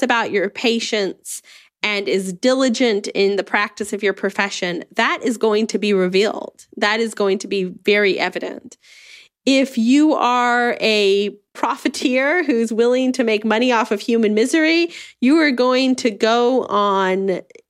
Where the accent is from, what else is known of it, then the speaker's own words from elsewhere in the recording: United States; my experience as an American